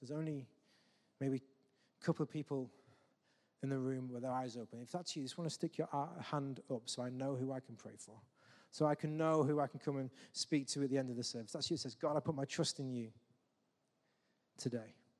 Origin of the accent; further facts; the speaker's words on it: England, United Kingdom; we're English